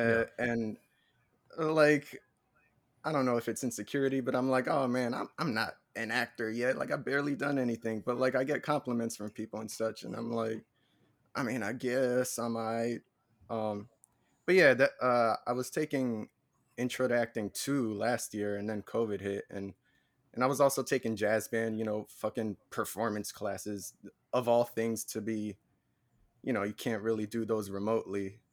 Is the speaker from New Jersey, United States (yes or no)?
yes; New Jersey, United States; I'm from Jersey